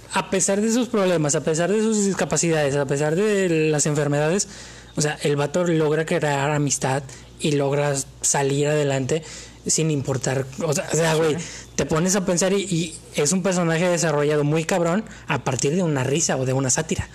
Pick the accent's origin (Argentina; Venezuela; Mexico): Mexico